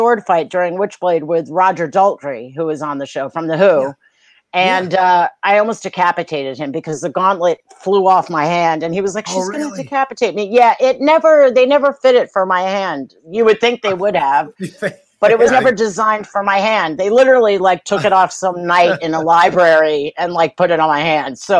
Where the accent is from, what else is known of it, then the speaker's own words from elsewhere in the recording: New York City, New York, United States; I grew up in Manhattan